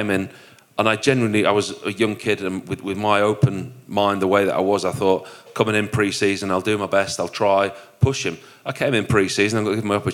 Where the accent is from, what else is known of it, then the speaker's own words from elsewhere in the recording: Yorkshire and the Humber, United Kingdom; accent: broad Yorkshire; my broad Yorkshire accent